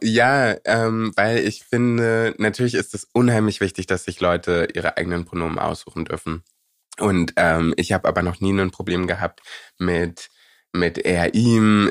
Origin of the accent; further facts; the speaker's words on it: Berlin, Germany; Prenzlauer Berg, wo ich aufgewachsen bin, ist in den 90ern und Anfang 2000ern ähm, sehr weiß gewesen